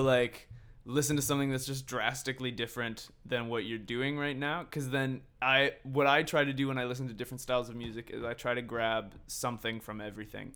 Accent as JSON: {"language": "English", "area": "Victoria and Vancouver", "region": "British Columbia", "country": "Canada", "said": "And we're all from Victoria and Vancouver."}